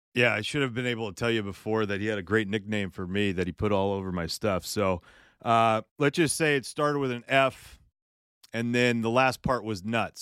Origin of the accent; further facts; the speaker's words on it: California, United States; I grew up in Northern California, Southern California.